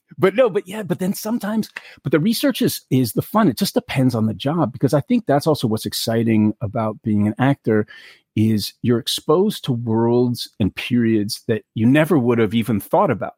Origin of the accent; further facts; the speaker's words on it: New York City, New York, United States; I grew up in New York City, I'd never really handled guns